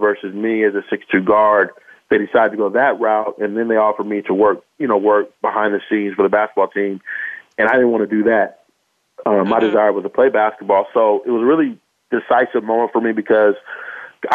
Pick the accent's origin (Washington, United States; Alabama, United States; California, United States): California, United States; Bay Area, Northern; moved away as an adult; now in Los Angeles, United States; I actually grew up in Northern California. So I was raised in the Bay Area for the first 18 years